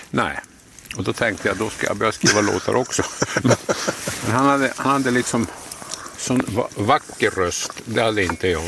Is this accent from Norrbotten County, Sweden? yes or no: yes; Söderhalas, Norrbotten County, Sweden; also born or lived in Jokkmokk; så flyttade vi då till Söderhalas där jag växte upp